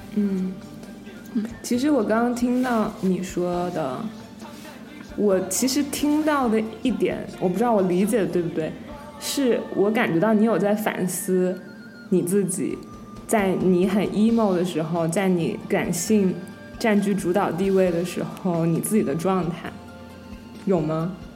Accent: Wuhan, Hubei, China; moved away as an adult; now in United States; 我作为一个武汉人

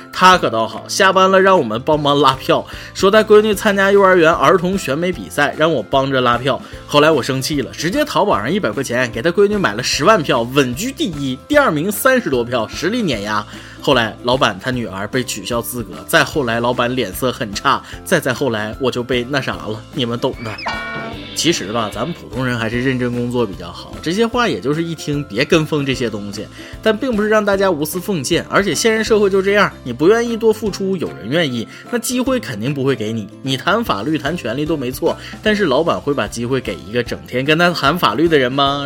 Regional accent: northern China, China; 我作为一个北方人

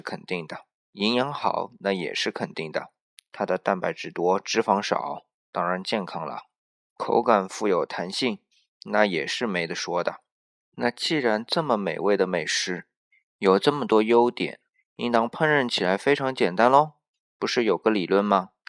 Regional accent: China; 是我们中国人的焗龙虾和意大利的焗龙虾。

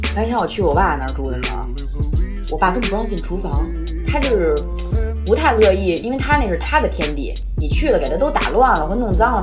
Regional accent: Beijing, China; accent: Beijing accent; 我们的北京腔

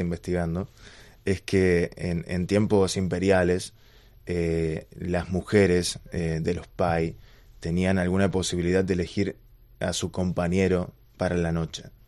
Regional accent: Argentina; now in Beijing, China; como en Argentina decimos curros

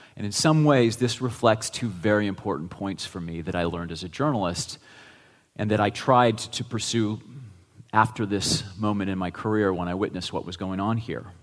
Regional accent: Geneva, Ohio, United States; my hometown of 6,000 people in Geneva, Ohio

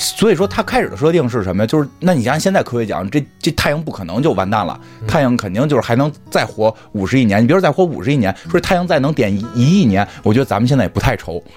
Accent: China; 我们中国人

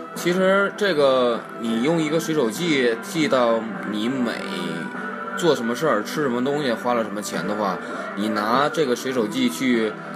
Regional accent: Northeast China, China; 我们东北那边

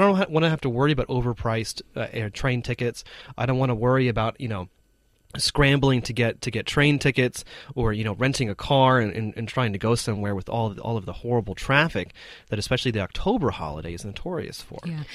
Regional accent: United States; now in China; my home country is that um, compared to many other developed countries, um, actually the United States

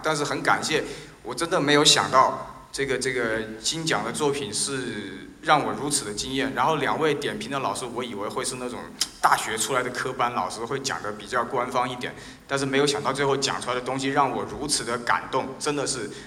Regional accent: Wuhan, Hubei, China; 我也是武汉人

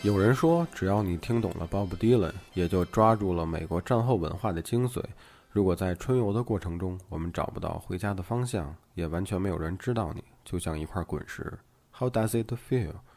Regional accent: northern China, China; 虽然我从小就生活在北方内陆

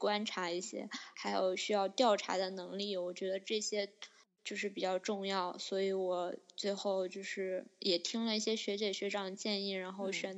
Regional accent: China; 就只有我我我我曾经上过一个课，就只有我一个中国人，

